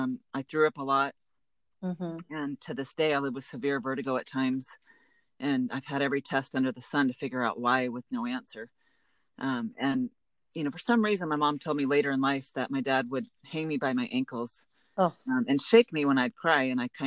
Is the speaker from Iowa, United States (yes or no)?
no; Baton Rouge, Louisiana, United States; born there; now in Santa Rosa Beach, United States; I was born in Baton Rouge, but not really from anywhere, as I've lived in many different homes and places in my life.